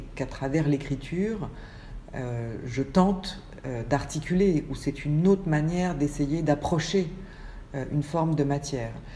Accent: Paris, Île-de-France, France; moved away as an adult; also born or lived in Manchester; je suis née à Paris il y a 52 ans

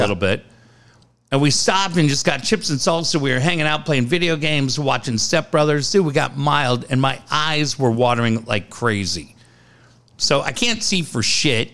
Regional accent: Cardiff, California, United States; We grew up in Cardiff. We grew up on this street called King's Cross Drive.

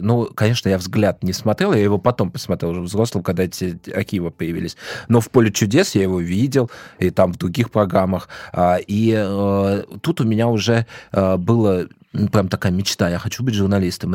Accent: Moscow Oblast, Russia; also born or lived in Vladimir; я из Подмосковья

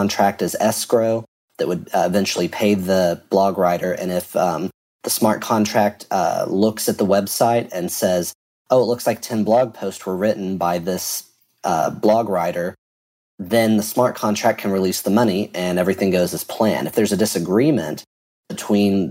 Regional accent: Texas, United States; I'm a developer from Texas

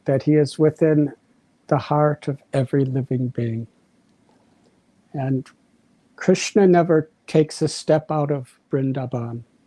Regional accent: United States; moved away; When I was a teenage boy, around 19 years old, growing up in the United States of America

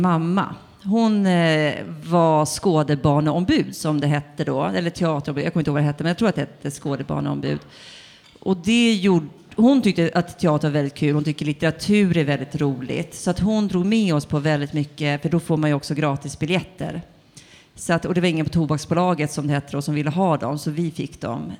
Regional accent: Tumba, Stockholm County, Sweden; jag är född i Tumba, som ligger i Botkyrka

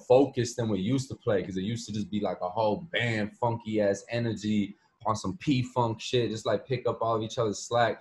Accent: Chicago, Illinois, United States; I'm from Chicago

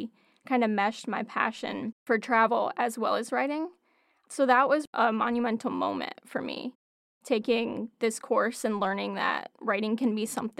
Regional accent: Ithaca, New York, United States; now I'm back in my hometown, and I found the perfect opportunity at Cornell

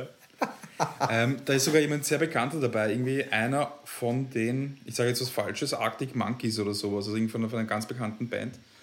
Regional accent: Vienna, Austria; ich als Wiener

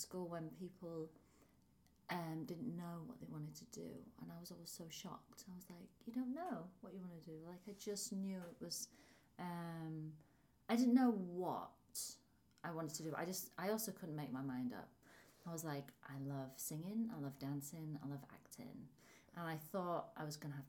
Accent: Hull, Yorkshire and the Humber, United Kingdom; accent: northern; moved away; I'm from a place called Hull

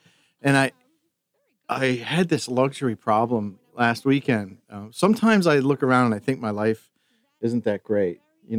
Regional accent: New Jersey, United States; moved away as an adult; now in New Hampshire, United States; because I'm from New Jersey

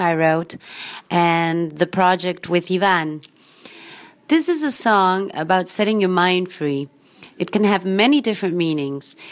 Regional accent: Argentina; I'm from Argentina

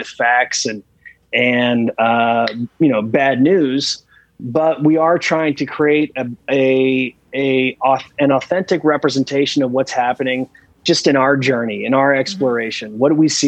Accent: Western Pennsylvania, United States; I grew up in Western PA. I'm as post-industrial as they come.

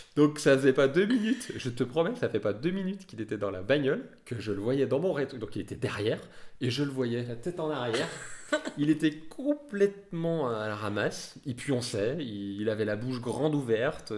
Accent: Lyon, Auvergne-Rhône-Alpes, France; nous, on est lyonnais

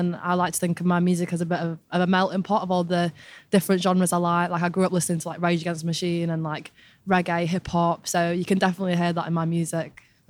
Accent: England, United Kingdom; accent: northern; I'm definitely a northerner. It's still in me. My accent's going a little bit, but I'm holding on to it.

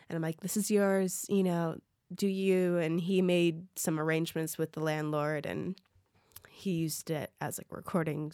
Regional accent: Minneapolis, Minnesota, United States; moved away as an adult; now in Los Angeles, United States; my hometown in Minneapolis, Minnesota

